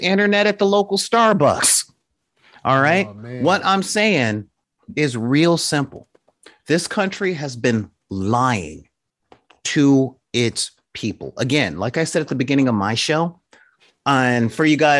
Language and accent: English; Los Angeles, California, United States; I grew up in South Central LA in the 80s